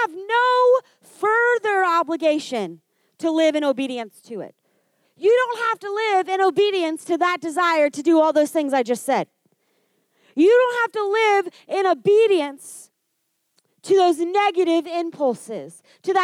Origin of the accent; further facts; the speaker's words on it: Kansas, United States; moved away; I grew up in Kansas